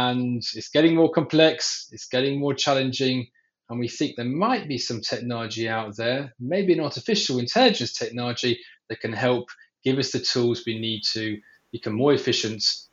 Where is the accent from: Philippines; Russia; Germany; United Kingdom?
United Kingdom; England; now in Israel; I'm actually based out of Israel, even though the accent might be deceiving. I was born in England